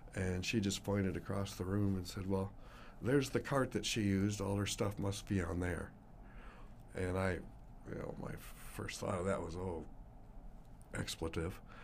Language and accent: English; Sioux Falls, South Dakota, United States; I grew up right near Twentieth and Waltz and Sioux Falls